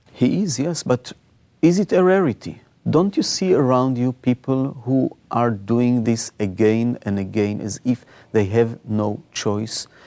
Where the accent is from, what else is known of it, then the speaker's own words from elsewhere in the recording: Israel; I was born in Israel.